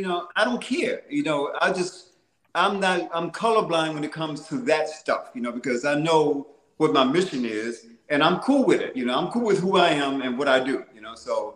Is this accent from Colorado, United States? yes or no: no; Detroit, Michigan, United States; I said, yeah, because when we grew up in Motown, most of the songs were like 3 minutes and 30 seconds.